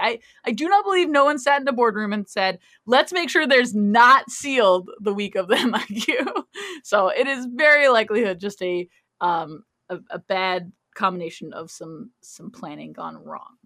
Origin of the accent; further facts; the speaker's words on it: Canada; I am Canadian.